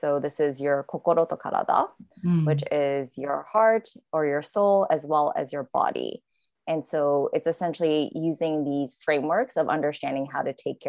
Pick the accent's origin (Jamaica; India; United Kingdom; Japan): Japan; Tokyo; moved away as an adult; also born or lived in New York, United States; I grew up in Tokyo, but then I went to school for a university in the States. And then after graduating, I stayed in the States.